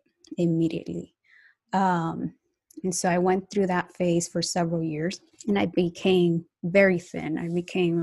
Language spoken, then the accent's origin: English; United States; also born or lived in Colombia; now in Atlanta, United States; was raised in the United States